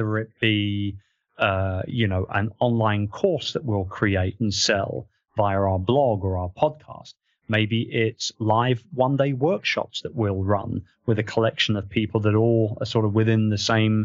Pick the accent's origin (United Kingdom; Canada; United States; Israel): United Kingdom; now in Philippines; I'm British.